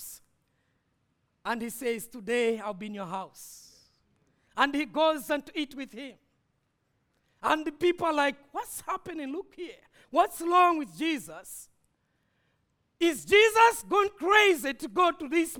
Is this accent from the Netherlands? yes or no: no; Malawi; I'm coming from Malawi